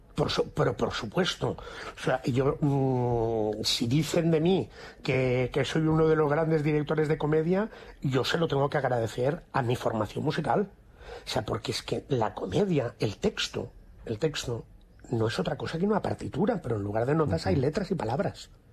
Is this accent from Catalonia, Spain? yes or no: yes; Barcelona, Catalonia, Spain; moved away as an adult; also born or lived in Madrid; me formé y me crié profesionalmente en Barcelona. Después hubo un antes y un después de decidir que a mí Barcelona, pues sé que me quedaba chico, entre comillas, ¿eh? entre comillas siempre, porque adoro mi tierra